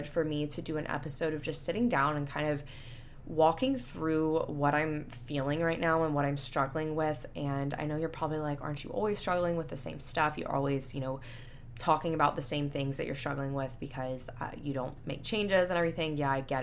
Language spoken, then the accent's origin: English; Panama City Beach, Florida, United States; now in Houston, United States; my hometown of Panama City Beach, Florida